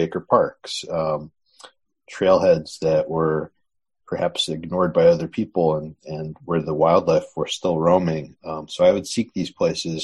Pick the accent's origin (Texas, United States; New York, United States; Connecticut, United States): Connecticut, United States; Southern; I grew up in Southern Connecticut